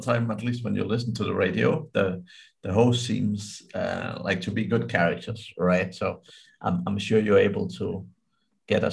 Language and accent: English; Denmark; I'm from Denmark